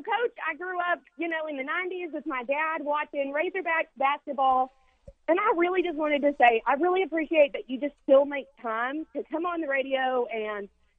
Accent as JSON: {"language": "English", "region": "Central Arkansas", "country": "United States", "moved": "yes", "lives_now": "Grand Forks, United States", "said": "I'm from Central Arkansas"}